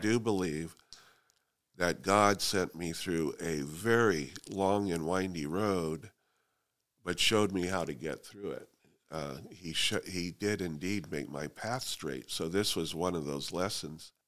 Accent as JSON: {"language": "English", "town": "Fresno", "region": "California", "country": "United States", "tie": "born or raised there", "also_born_or_lived": "Sanger, California", "said": "I was born and raised in Fresno, Southeast Fresno"}